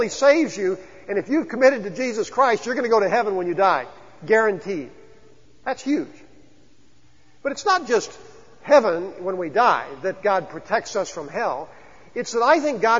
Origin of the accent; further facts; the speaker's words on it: the Ozarks, United States; we're from the Ozarks